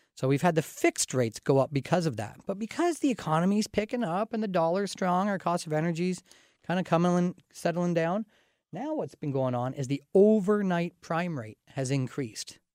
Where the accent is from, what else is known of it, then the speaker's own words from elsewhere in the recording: Canada; also born or lived in London, Ontario area; As a Canadian